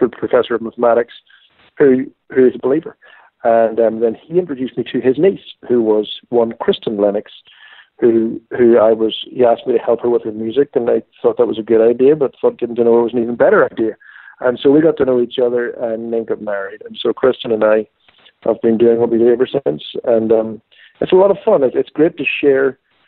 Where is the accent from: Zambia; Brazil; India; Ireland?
Ireland; Well, I grew up in Ireland